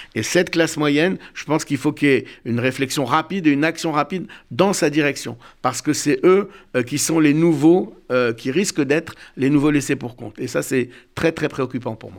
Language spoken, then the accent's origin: French; Bordeaux, Nouvelle-Aquitaine, France; moi je suis né à Bordeaux